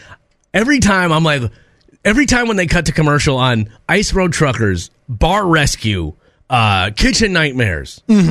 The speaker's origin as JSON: {"language": "English", "region": "Minnesota", "country": "United States", "tie": "born or raised there", "said": "I grew up in Minnesota, next to water, all the time."}